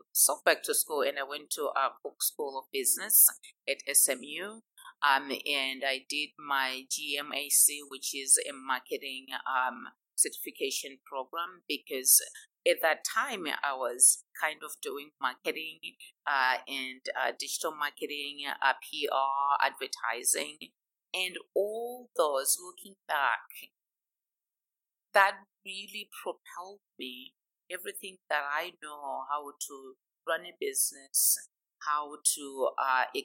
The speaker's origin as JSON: {"language": "English", "region": "Harare", "country": "Zimbabwe", "tie": "born or raised there", "moved": "as an adult", "lives_now": "Dallas, United States", "said": "I grew up in Zimbabwe, in a little town called Harare, and I went to the University of Zimbabwe"}